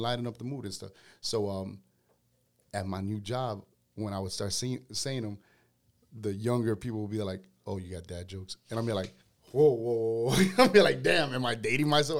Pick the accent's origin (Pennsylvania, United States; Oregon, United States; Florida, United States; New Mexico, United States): Florida, United States; Miami; I grew up in Little Havana